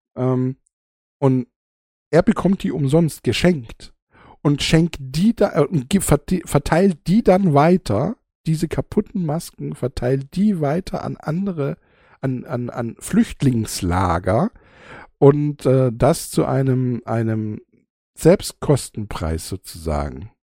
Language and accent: German; Germany; bei uns in Deutschland